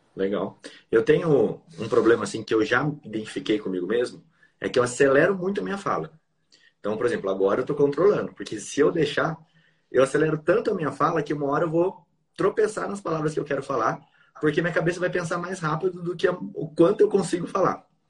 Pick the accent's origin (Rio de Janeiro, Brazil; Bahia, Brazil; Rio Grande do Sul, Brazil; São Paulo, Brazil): São Paulo, Brazil; now in Mato Grosso do Sul, Brazil; Eu nasci em São Paulo e vim para cá